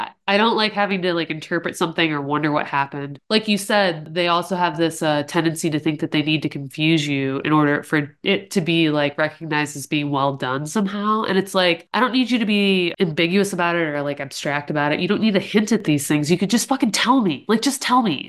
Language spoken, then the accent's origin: English; Ohio, United States; I'm in Ohio